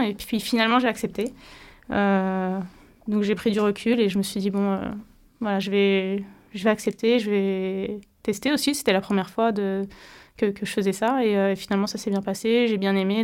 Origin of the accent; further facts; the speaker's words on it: Brittany, France; j'étais championne de Bretagne à, l'âge de 12 ans en judo